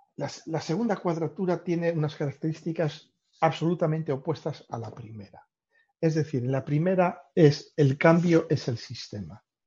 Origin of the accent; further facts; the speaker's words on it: Spain; en mi pueblo pasa una antigua vía romana